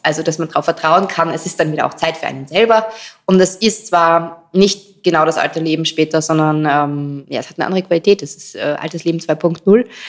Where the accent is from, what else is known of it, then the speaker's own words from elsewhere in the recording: Styria, Austria; moved away as an adult; now in Vienna, Austria; Ich bin gebürtige Steirerin, aber schon richtig, richtig lange in Wien. Ich glaube 16, 17 Jahre